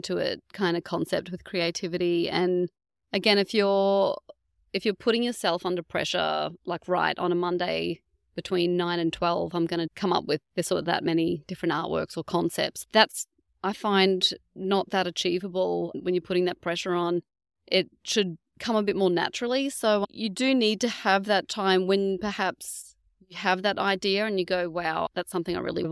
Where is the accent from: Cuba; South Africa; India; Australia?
Australia; North Queensland; now in Geelong, Australia; I'm from North Queensland, but we do love it down here